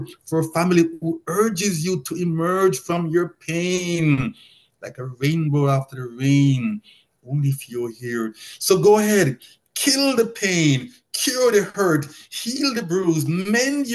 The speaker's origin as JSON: {"language": "English", "country": "Jamaica", "said": "as a Jamaican"}